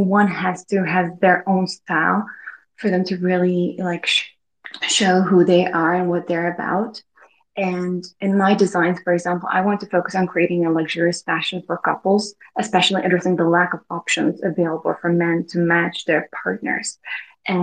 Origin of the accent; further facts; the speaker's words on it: Prague, Czechia; I'm from Prague, from Czech Republic.